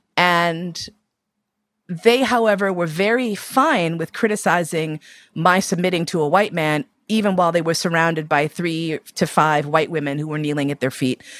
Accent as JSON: {"language": "English", "country": "United States", "said": "my blackness as an American person"}